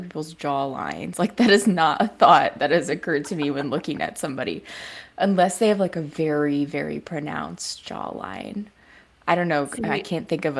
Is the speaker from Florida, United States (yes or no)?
no; Toledo, Ohio, United States; moved away as an adult; also born or lived in Cincinnati, Ohio; now in New Orleans, United States; I'm from Toledo, I guess I'll say. Toledo, Ohio